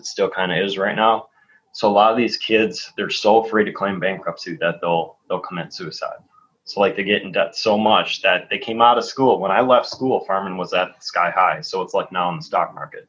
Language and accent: English; Green Bay, Wisconsin, United States; I grew up in Green Bay. Obviously, I grew up in Green Bay